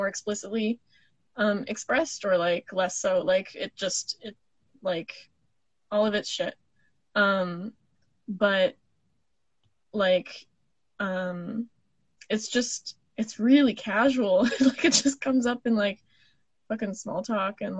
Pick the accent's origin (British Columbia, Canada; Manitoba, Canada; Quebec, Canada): Manitoba, Canada; Winnipeg; moved away as an adult; now in Toronto, Canada; I was from Winnipeg